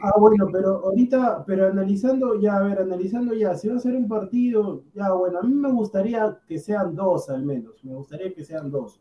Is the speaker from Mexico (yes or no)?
no; Peru; yo como peruano